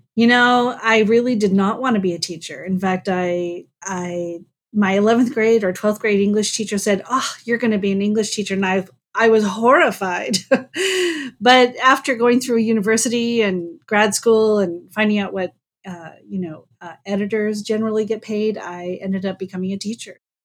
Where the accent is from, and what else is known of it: North Dakota, United States; born or raised there